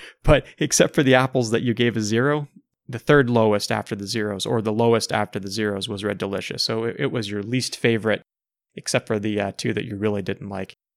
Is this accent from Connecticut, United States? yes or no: no; Ohio, United States; I grew up in Ohio, and my mom grew up in Indiana